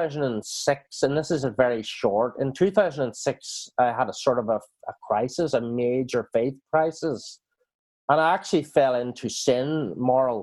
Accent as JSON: {"language": "English", "region": "Northern Ireland", "country": "United Kingdom", "tie": "born or raised there", "moved": "yes", "lives_now": "New Zealand", "said": "I was brought up in Northern Ireland"}